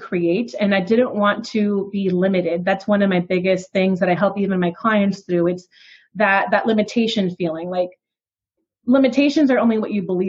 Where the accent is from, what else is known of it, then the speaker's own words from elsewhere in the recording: New York, United States; I was raised in New York by my grandparents on my dad's side